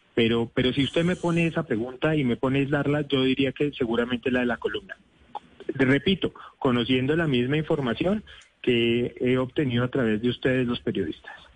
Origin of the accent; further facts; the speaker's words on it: Colombia; como cualquier colombiano